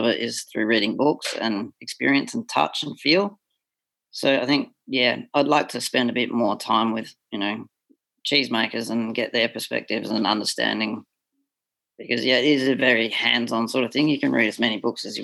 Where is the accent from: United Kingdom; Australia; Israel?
Australia; moved away as an adult; I'm an Australian born and bred and I grew up on crap cheese